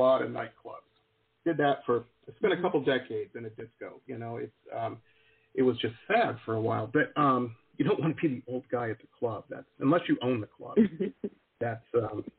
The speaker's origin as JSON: {"language": "English", "town": "Detroit", "region": "Michigan", "country": "United States", "tie": "born or raised there", "moved": "yes", "lives_now": "Florida, United States", "said": "I grew up in Metro Detroit"}